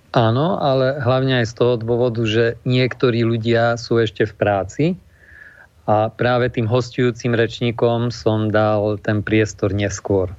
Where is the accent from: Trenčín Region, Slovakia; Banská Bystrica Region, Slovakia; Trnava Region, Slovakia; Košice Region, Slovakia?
Košice Region, Slovakia; Košice; u nás v Košiciach